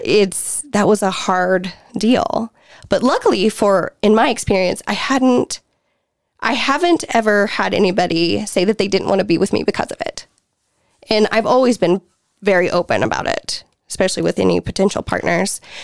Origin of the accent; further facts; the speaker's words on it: the Bible Belt, United States; born and raised in the Bible Belt